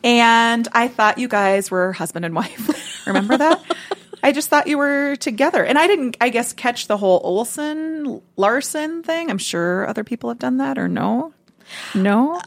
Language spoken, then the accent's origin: English; Midwest, United States; I grew up in the Midwest